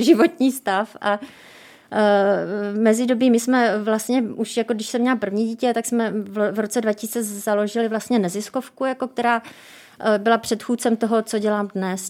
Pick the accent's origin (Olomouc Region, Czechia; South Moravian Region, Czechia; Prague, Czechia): South Moravian Region, Czechia; Brno; já jsem z Brna